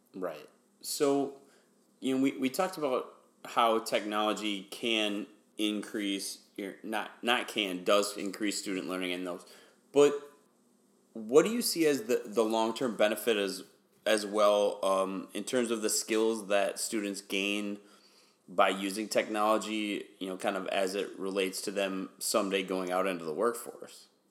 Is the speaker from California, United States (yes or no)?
no; Wisconsin, United States; moved away as an adult; also born or lived in Houston, Texas; I grew up in Wisconsin, but I taught uh, primarily in Houston, Texas